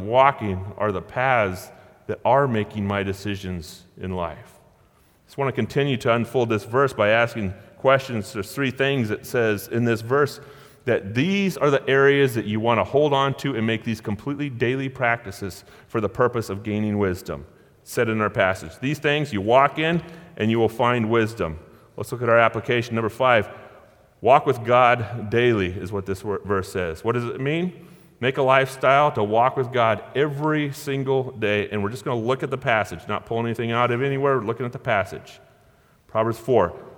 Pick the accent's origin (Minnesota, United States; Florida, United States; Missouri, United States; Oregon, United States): Oregon, United States; Gold Beach; Born and raised in Gold Beach, Oregon